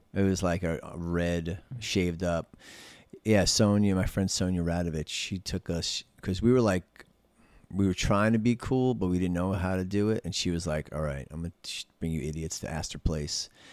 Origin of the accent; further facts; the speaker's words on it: New York City, New York, United States; I was born in East Elmhurst Hospital